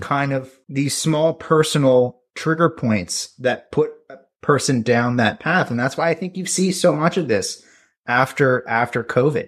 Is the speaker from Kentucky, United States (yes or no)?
no; rural New Jersey, United States; in my hometown, which I'm from, you know, rural New Jersey